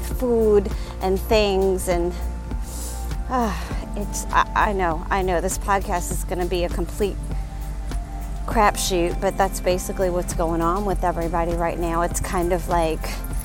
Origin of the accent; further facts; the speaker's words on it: Louisiana, United States; born and raised in Louisiana